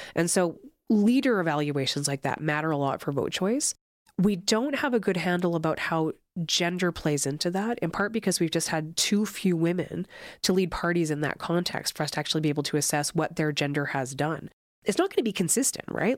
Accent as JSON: {"language": "English", "town": "Granum", "region": "Alberta", "country": "Canada", "lives_now": "Calgary, Canada", "said": "I'm from Granum, Alberta."}